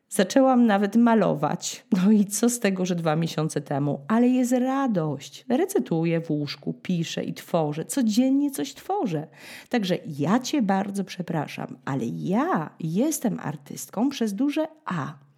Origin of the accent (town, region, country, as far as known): Poland; now in France